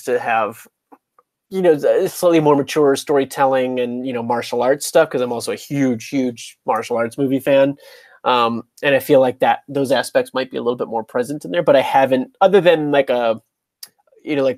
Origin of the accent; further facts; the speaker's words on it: Chicago, Illinois, United States; moved away; also born or lived in Georgia; going back to Chicago always feels like a homecoming for me because it's, you know, where my childhood was in the Midwest.